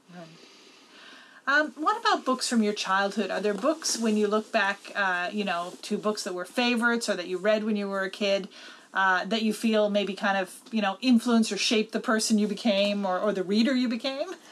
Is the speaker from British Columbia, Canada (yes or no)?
no; Newfoundland and Labrador, Canada; the education that we got in Newfoundland when I grew up